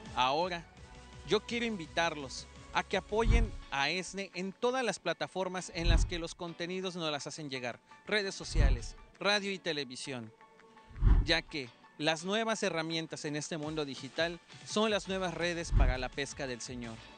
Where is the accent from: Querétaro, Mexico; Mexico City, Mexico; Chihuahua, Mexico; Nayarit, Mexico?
Mexico City, Mexico; vengo desde la Ciudad de México